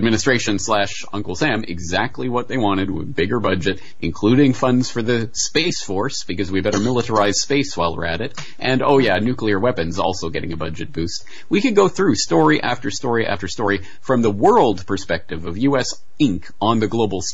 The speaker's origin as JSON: {"language": "English", "country": "Canada", "moved": "yes", "lives_now": "Japan", "said": "as a Canadian in Japan"}